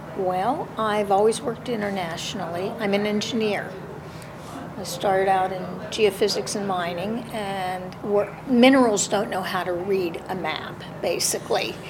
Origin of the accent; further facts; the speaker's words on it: United States; as an American